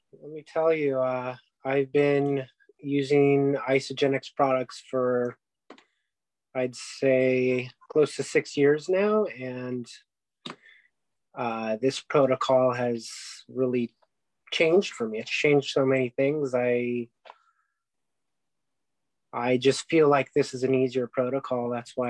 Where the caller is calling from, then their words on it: Arcadia, California, United States; I'm calling in from Arcadia, California.